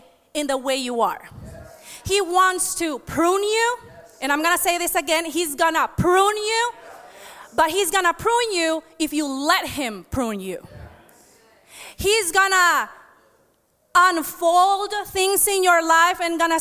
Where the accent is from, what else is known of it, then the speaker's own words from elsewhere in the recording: United States; I am an American. I was born here. I am just Honduran too